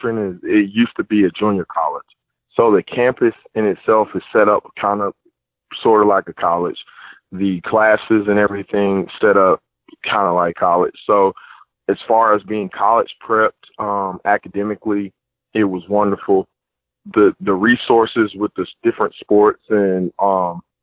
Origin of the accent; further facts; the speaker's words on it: Austell, Georgia, United States; I'm from Georgia originally, born at Austell